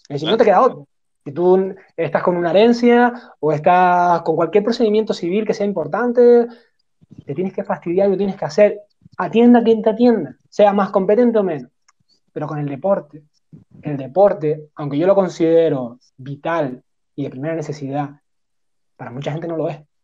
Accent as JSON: {"language": "Spanish", "country": "Spain", "said": "somos españoles, somos latinos"}